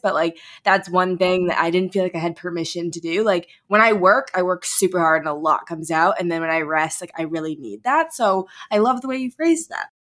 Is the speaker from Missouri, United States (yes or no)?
yes; St. Louis, Missouri, United States; my hometown of St. Louis